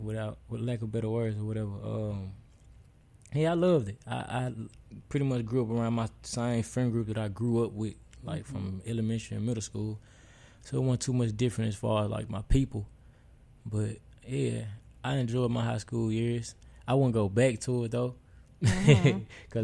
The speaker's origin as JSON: {"language": "English", "town": "Memphis", "region": "Tennessee", "country": "United States", "tie": "born or raised there", "said": "Childhood, them areas pretty much, the whole East Memphis."}